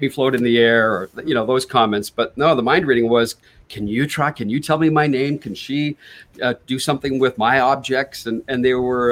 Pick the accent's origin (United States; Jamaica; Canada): Canada; worked at the radio station with him in my hometown in canada